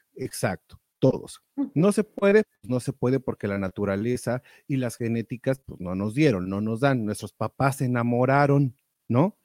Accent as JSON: {"language": "Spanish", "country": "Mexico", "tie": "born or raised there", "moved": "yes", "said": "allá en México, de donde soy oriundo"}